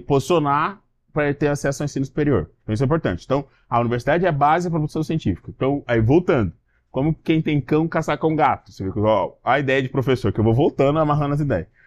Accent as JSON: {"language": "Portuguese", "town": "Três Lagoas", "region": "Mato Grosso do Sul", "country": "Brazil", "tie": "born or raised there", "moved": "as an adult", "lives_now": "Acre, Brazil", "said": "da cidade de Três Lagoas, que é minha cidade natal"}